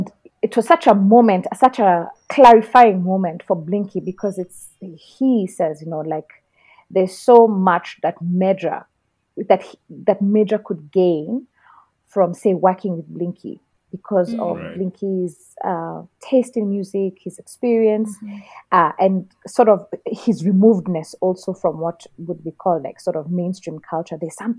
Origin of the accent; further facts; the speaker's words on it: Kenya; I've always been Kenyan enough